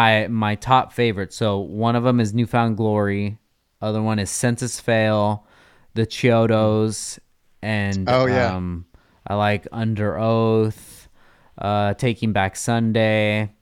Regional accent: California, United States; Like my style of music growing up was geared way more towards East Coast than it was West Coast, and that's a funny thing to say coming out of SoCal.

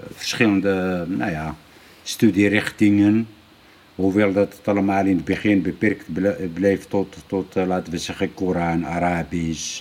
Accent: Morocco; bij ons in Marokko

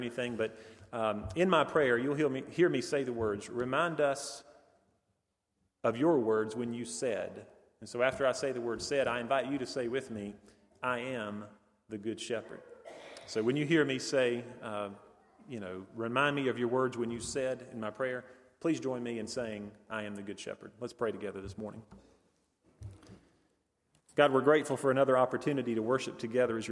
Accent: Hendersonville, North Carolina, United States; we're both from Hendersonville

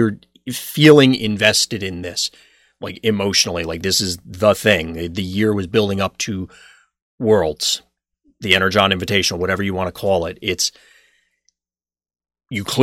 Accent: Freehold, New Jersey, United States; moved away as an adult; now in Philadelphia, United States; I've lived here now for... It's almost 7 years and it still feels like I don't know where anything or anything about it, because I grew up in New Jersey

